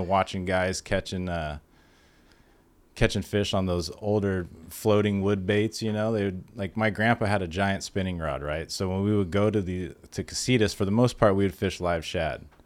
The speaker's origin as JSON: {"language": "English", "town": "San Diego", "region": "California", "country": "United States", "tie": "born or raised there", "said": "I grew up in Ocean Beach, right there next to Point Loma."}